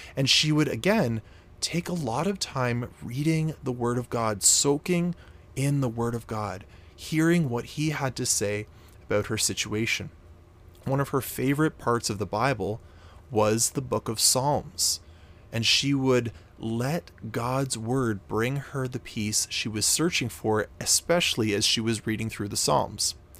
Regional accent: Canada; I'm actually Canadian. I'm from Canada

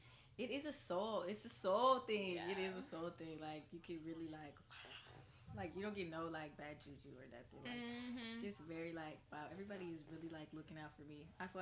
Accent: Hayward, California, United States; also born or lived in Antioch, California; But a lot of my childhood memories are in Hayward. Mm-hmm. So I would say I grew up in Hayward. But another thing is I grew up in Antioch, too

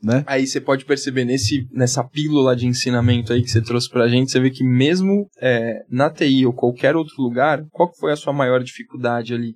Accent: Santos, São Paulo, Brazil; moved away as an adult; now in São Paulo, Brazil; Sou nascido e criado em Santos, moro aqui em São Paulo há, há pouco tempo

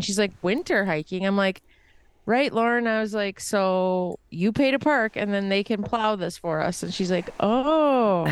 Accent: United States

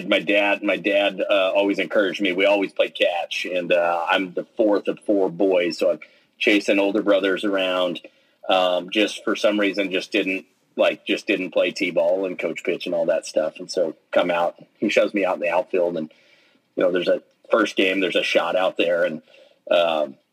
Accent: Midwest City, Oklahoma, United States; I grew up in just outside of Oklahoma City in a town called Midwest City

